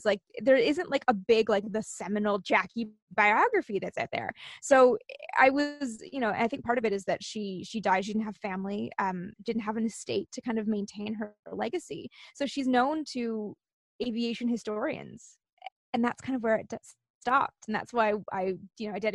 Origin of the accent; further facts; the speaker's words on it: Canada; I'm from Canada